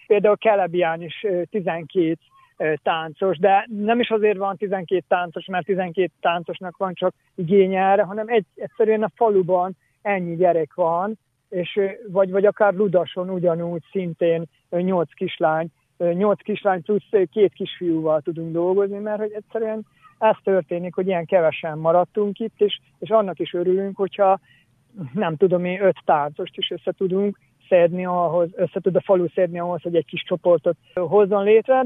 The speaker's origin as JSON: {"language": "Hungarian", "town": "Čoka", "region": "Vojvodina", "country": "Serbia", "tie": "born or raised there", "said": "Csókáról származom, Csóka születje vagyok"}